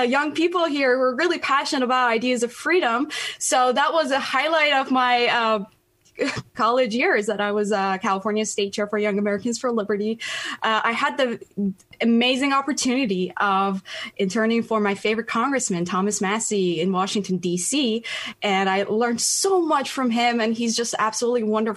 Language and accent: English; Tehran, Tehran Province, Iran; English is a second language; moved away as an adult; now in United States; I was born and raised in Tehran